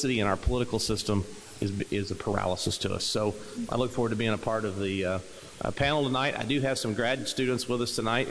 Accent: Williamson County, Southern Illinois, United States; I'm a Southern Illinois guy. I grew up in Williamson County. I still live in Williamson County

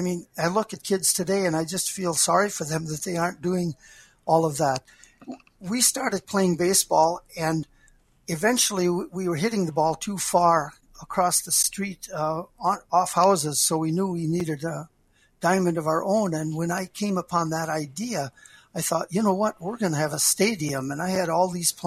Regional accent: Wishek, North Dakota, United States; also born or lived in Billings; I grew up in Wishick, where It Takes a Village is true and real

